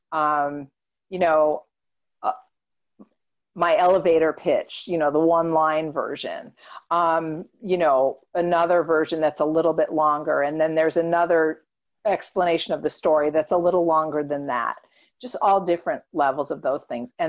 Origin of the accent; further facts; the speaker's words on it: New York, United States; born there; I was born in New York.